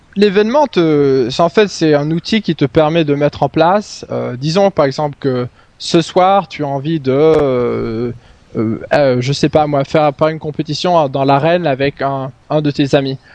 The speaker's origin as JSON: {"language": "French", "town": "Stockholm", "region": "Stockholm County", "country": "Sweden", "tie": "born or raised there", "second_language": "French", "said": "je suis suédois, j'ai euh, vécu la plus grande, la grande majorité de mes euh, presque 30 années en Suède, à Stockholm"}